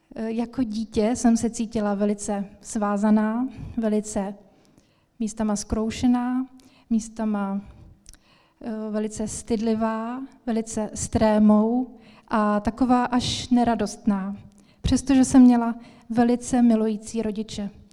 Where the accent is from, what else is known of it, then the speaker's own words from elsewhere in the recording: Ostrava, Moravian-Silesian Region, Czechia; moved away; also born or lived in Svitavy; Já jsem se narodila v Ostravě a vděčím mojí mamince za to, že mě vodila do evangelické církve, do sboru evangelického od malička. A jak jsem tam tak chodila, tak jsem vyrůstala